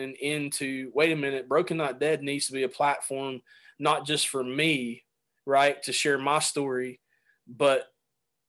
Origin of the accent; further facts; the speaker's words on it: Chattanooga, Tennessee, United States; moved away as an adult; also born or lived in Tampa, Florida; We moved from Tampa, Florida, back to Chattanooga, Tennessee, where I grew up